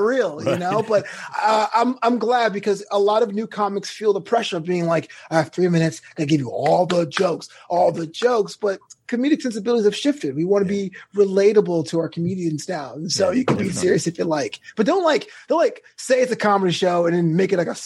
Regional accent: New York, United States; moved away as an adult; now in Los Angeles, United States; I'm from New York too

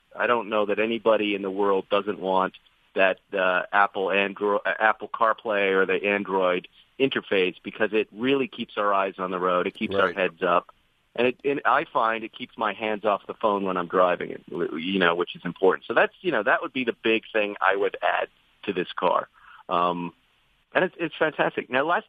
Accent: United Kingdom; we're British. We drive on the other side of the road, so everything works in the other way.

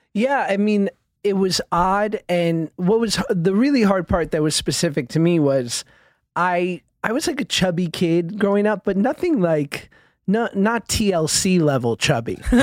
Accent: New York City, New York, United States; I'm from Midtown Manhattan, from Hell's Kitchen area

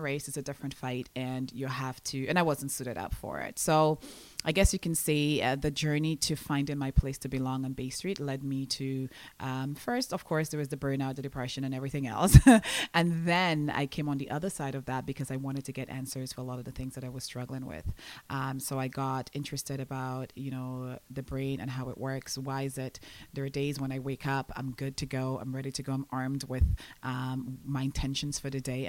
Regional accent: St. Lucia; moved away as an adult; I was born and raised in St. Lucia. I'm an island girl.

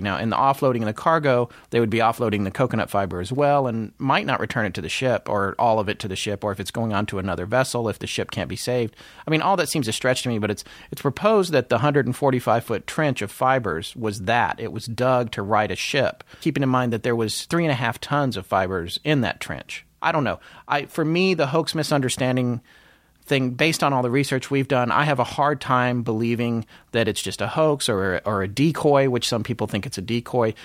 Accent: the South, United States; accent: Southern; my Southern accent's gonna be a little dialed up

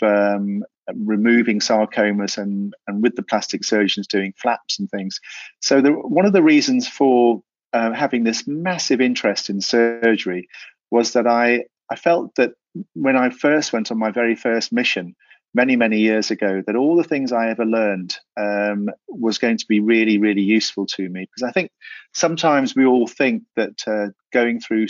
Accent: England, United Kingdom; first language Welsh; English is a second language; also born or lived in South Wales; I was brought up by my grandparents in this very small village till I was about five, and then picked up by my parents from that age on

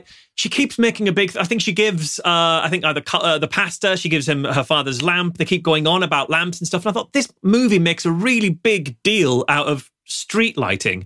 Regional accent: United Kingdom; We're British

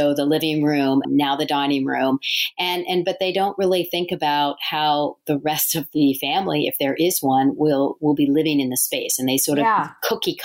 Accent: Delaware, United States; also born or lived in New York City; moved to my home state of Delaware and have been practicing on my own here for the last 21 years.

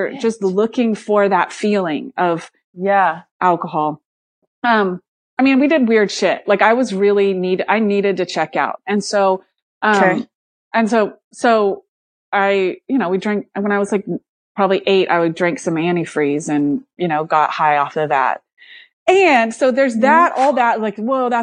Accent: Santa Cruz, California, United States; also born or lived in Alaska; I grew up in Santa Cruz, California

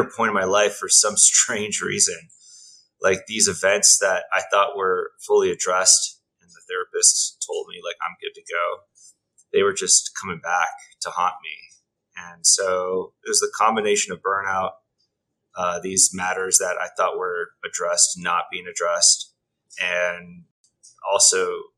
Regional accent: Texas, United States; moved away; also born or lived in Australia; Grew up primarily in Texas

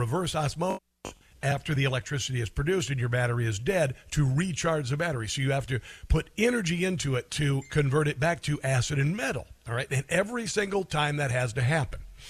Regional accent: Omaha, Nebraska, United States; I am from Omaha

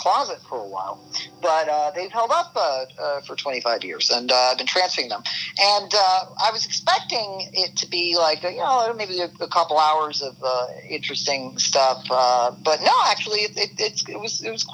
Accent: New York City, New York, United States; growing up in New York

